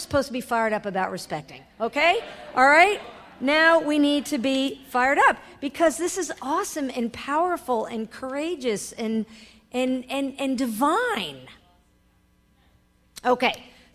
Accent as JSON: {"language": "English", "region": "New York", "country": "United States", "said": "I am a New Yorker. I was raised in a family of lawyers and judges."}